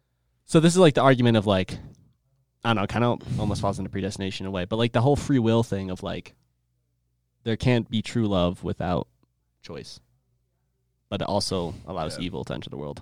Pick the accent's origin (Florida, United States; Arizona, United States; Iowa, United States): Iowa, United States; with an A. I'm sure. I'm 13 from Iowa.